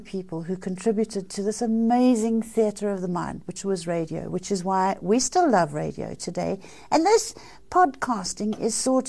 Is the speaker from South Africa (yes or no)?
yes; South Africa; I was a little girl growing up in South Africa